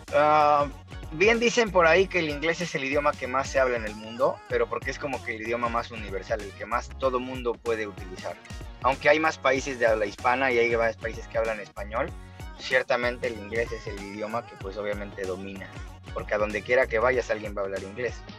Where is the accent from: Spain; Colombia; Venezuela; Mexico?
Mexico; moved away; Yo soy mexicano